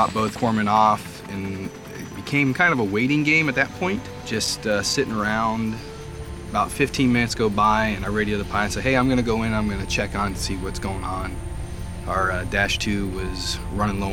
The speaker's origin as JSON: {"language": "English", "town": "Conneaut", "region": "Ohio", "country": "United States", "said": "I'm originally from Conneaut, Ohio."}